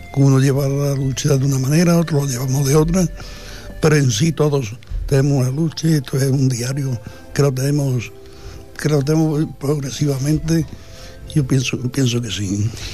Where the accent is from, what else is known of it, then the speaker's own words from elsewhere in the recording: Spain; todos somos españoles